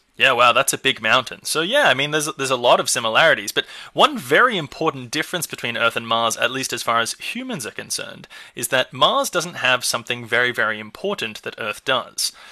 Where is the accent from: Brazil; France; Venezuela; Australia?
Australia; my home country, Australia